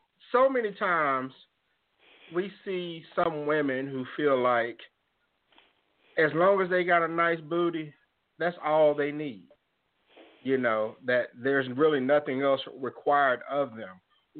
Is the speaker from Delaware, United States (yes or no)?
no; Mississippi, United States; my home state of Mississippi